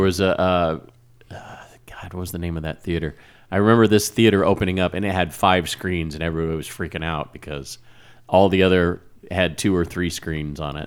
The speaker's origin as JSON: {"language": "English", "town": "Wichita", "region": "Kansas", "country": "United States", "tie": "born or raised there", "said": "where I grew up in Wichita"}